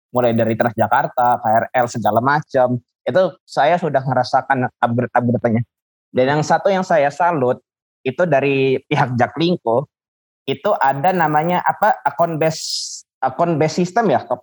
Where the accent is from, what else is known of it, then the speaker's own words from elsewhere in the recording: Depok, West Java, Indonesia; also born or lived in Jakarta; now in Palembang, Indonesia; Nah, dari Palembang walaupun saya dulu sempat lahir di Jakarta Timur, besar di Depok, akhirnya tetap di Palembang gitu.